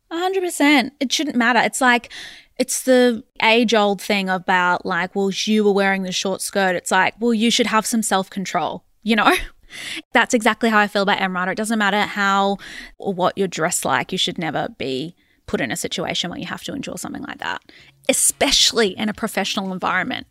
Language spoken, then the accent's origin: English; Australia; us being the Australian public